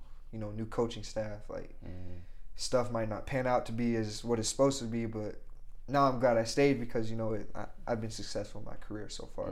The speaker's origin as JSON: {"language": "English", "town": "Logan", "region": "Utah", "country": "United States", "tie": "born or raised there", "said": "I'm glad I stayed in my hometown. I love Logan."}